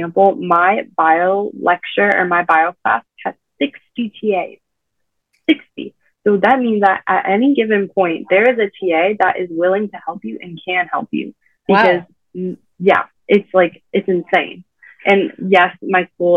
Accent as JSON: {"language": "English", "town": "San Diego", "region": "California", "country": "United States", "moved": "as an adult", "lives_now": "Indiana, United States", "said": "I'm from San Diego"}